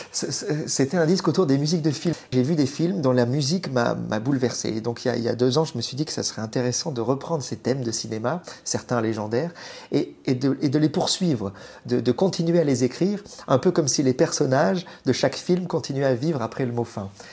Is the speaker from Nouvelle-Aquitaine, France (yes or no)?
yes; Bordeaux, Nouvelle-Aquitaine, France; now in Paris, France; Je suis né à Bordeaux, j'ai grandi pas loin des vagues, je vais très souvent à Lacano, Cap Ferré.